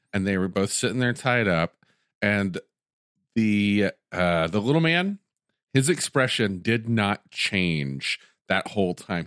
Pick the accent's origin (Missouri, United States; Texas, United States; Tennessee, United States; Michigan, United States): Tennessee, United States; where I grew up, Tennessee